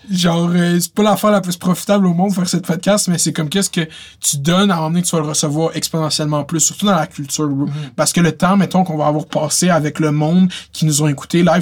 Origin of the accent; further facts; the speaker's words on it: Laval, Quebec, Canada; j'ai tout le temps dit que je venais de Laval